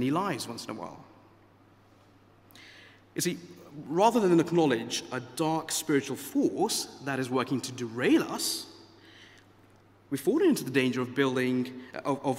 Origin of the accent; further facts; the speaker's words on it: India; moved away; I grew up in India